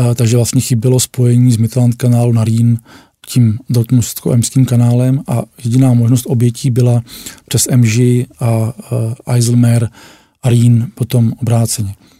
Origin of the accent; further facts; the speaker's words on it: Děčín, Ústí nad Labem Region, Czechia; pocházím z Děčína a Děčín vlastně bylo takové hlavní město šífáků